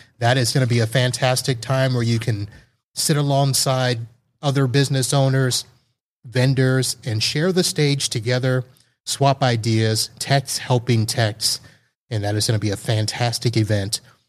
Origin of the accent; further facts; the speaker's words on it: Texas, United States; We're from Texas. We don't need to get all that hyped up.